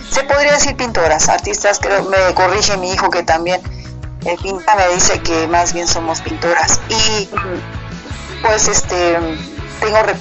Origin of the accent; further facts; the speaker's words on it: State of Mexico, Mexico; also born or lived in Saltillo / Durango / Monterrey; yo voy creciendo en diferentes lugares, en Saltillo unos cuantos años, después en Durango, en Monterrey, y finalmente me termino, eh, se podría decir que soy más de la Ciudad de México, ¿verdad? Del Estado de México, el área de satélite, Sateluca.